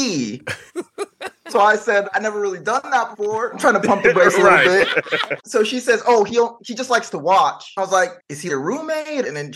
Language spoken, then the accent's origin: English; Bay Area, California, United States; also born or lived in Los Gatos / San Jose; I grew up in the Bay Area